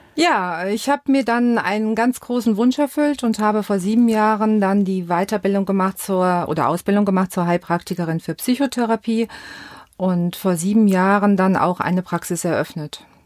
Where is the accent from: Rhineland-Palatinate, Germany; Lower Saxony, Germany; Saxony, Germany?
Rhineland-Palatinate, Germany; Westerwald; accent: Westerwald dialect; moved away; Ich bin dort aufgewachsen